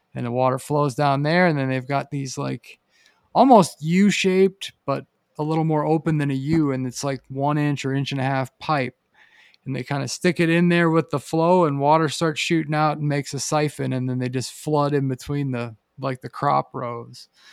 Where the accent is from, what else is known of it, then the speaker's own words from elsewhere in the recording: Pennsylvania, United States; now in Boise, United States; growing up in Pennsylvania